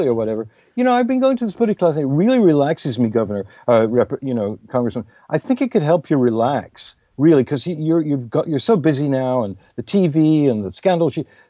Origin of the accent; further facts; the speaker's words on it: New York, United States; I'm not. I'm a New Yorker, which I'm proud of.